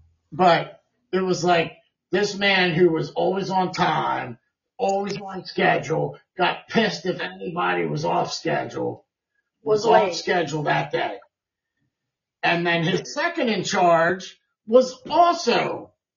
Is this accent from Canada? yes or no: yes; Canada; We're from Canada